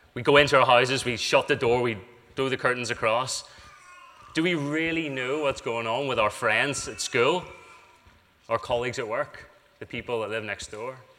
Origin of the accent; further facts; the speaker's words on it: United Kingdom; we're British